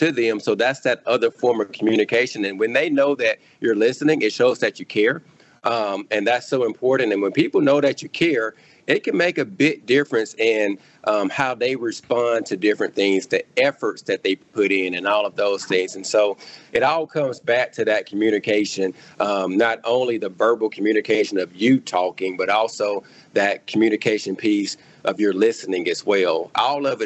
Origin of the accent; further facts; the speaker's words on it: Clarke County, Mississippi, United States; I grew up in Clark County, Mississippi. That's where I grew up.